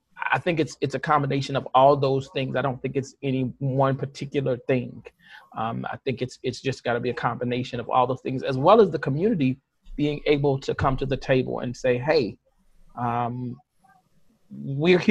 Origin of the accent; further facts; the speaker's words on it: St. Louis, Missouri, United States; I grew up in North St. Louis. The hood, the Ville